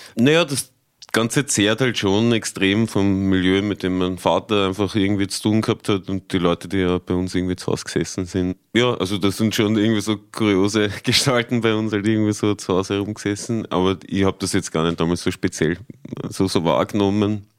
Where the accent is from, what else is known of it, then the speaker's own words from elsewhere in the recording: Tulln, Lower Austria, Austria; moved away; halt schon mein, mein Bruch mit Dullen irgendwie so gehabt